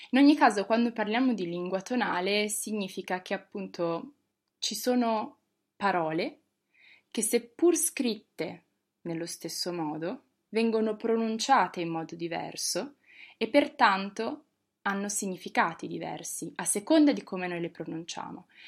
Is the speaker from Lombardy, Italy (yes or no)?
no; Bologna, Emilia-Romagna, Italy; moved away as an adult; now in Rome, Italy; sono di Bologna